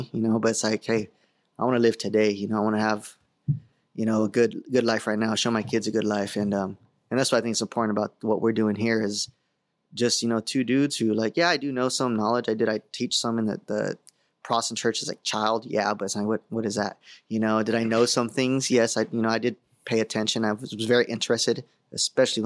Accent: San Diego, California, United States; I grew up in the San Diego area.

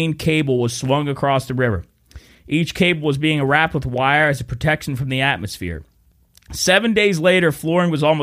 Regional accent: Wheeling, West Virginia, United States; we're from Wheeling, West Virginia

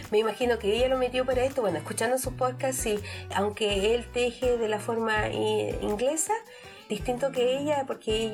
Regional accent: Chile; moved away; aunque yo soy chilena, hay algunos términos que por haber salido tan, hace tantos años de Chile, eh, no entiendo.

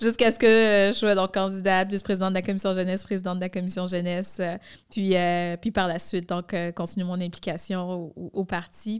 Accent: Montreal, Quebec, Canada; je suis née à Montréal-Nord, je suis grandie à Rivière-des-Prairies, donc je suis une fille de l'Est de Montréal.

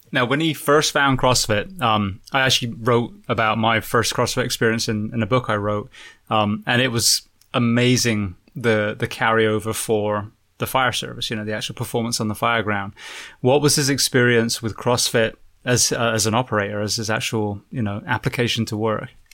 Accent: England, United Kingdom; moved away; I'm a firefighter from England originally

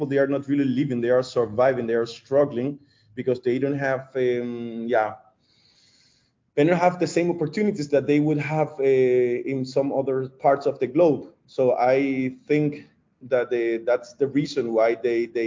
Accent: Colombia; moved away as an adult; also born or lived in Dresden, Germany; now in Germany; I was coming from Colombia, a country where like family is the most important thing

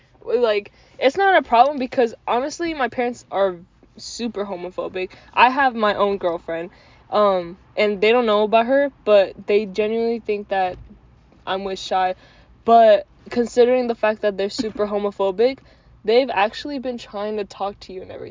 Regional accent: Rhode Island, United States; I'm from Rhode Island.

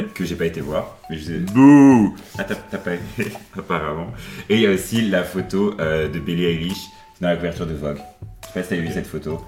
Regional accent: Brussels, Brussels-Capital Region, Belgium; J'ai vécu en Belgique, euh, à Bruxelles depuis que j'ai 3 ans

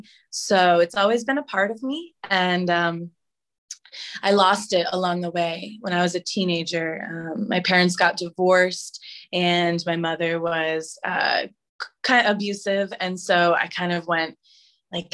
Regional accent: California, United States; also born or lived in Oklahoma; now in Puerto Rico; I was born in Oklahoma, which is the most random thing ever. But we moved out of there to California within 3 years

